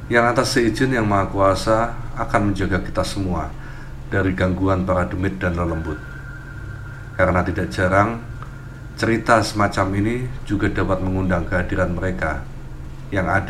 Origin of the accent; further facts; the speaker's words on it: Madiun, East Java, Indonesia; now in Malang, Indonesia; Oh ya, aku berasal dari Madiun, Jawa Timur.